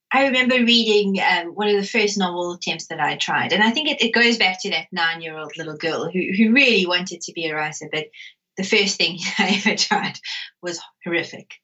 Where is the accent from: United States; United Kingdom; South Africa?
South Africa; growing up in South Africa